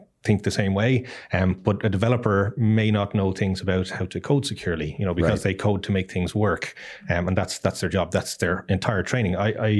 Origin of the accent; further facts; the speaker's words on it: Ireland; now in Costa Rica; Yes, I am Irish, but don't hold that against me.